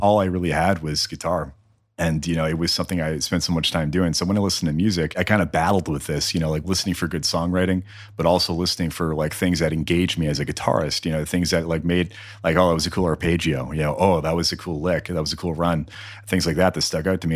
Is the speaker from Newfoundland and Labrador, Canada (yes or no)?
yes; Newfoundland and Labrador, Canada; moved away as an adult; now in Edmonton, Canada; growing up in Newfoundland